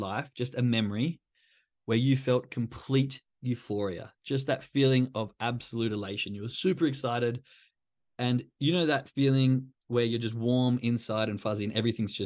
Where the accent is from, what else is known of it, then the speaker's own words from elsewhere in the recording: Perth, Western Australia, Australia; moved away; I'm from Australia, from Perth